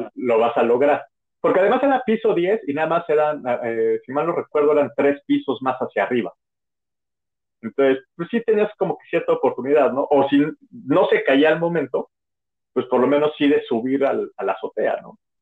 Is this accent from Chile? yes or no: no; Mexico; como mexicanos